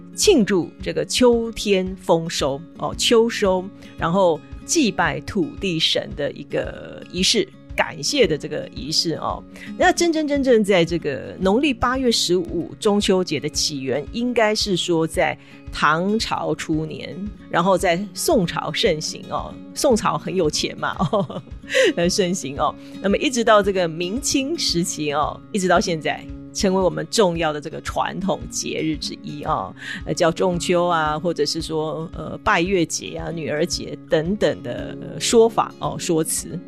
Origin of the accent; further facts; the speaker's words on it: Taiwan; 我们台湾人